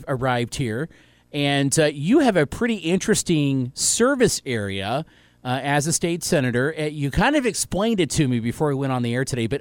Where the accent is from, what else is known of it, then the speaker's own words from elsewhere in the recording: Indiana, United States; moved away as an adult; now in Bowling Green, United States; I'm from Indiana